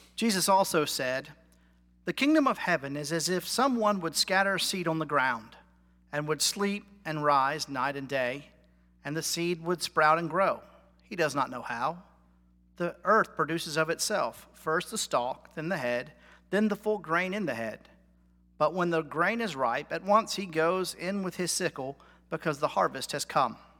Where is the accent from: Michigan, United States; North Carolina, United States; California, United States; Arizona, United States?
North Carolina, United States; I'm from North Carolina. I'm a Tar Heel.